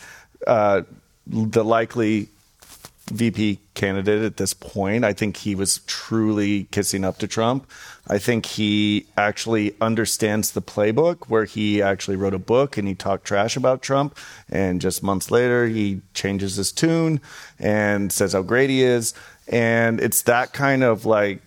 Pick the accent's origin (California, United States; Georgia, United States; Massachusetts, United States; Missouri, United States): Missouri, United States; Columbia; also born or lived in Iowa; now in San Francisco, United States; I grew up in Columbia, Missouri, family is in a little town called Pella, Iowa